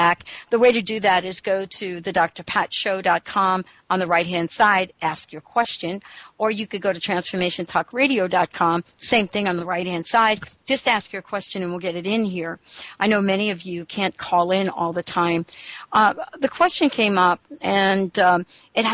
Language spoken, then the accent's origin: English; New York, United States; also born or lived in New Jersey / Seattle, Washington; now in Washington, United States; I live in the state of Washington, but I grew up in New York and for most of my life lived in New Jersey.